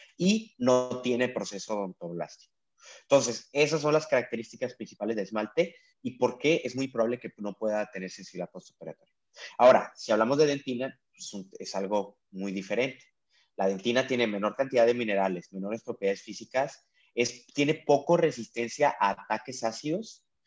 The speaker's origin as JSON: {"language": "Spanish", "country": "Mexico", "moved": "as an adult", "lives_now": "San Diego, United States", "said": "soy mexicano y trabajo acá de ilegal, no, no te creas, este de, pero sí, trabajo en San Diego, California"}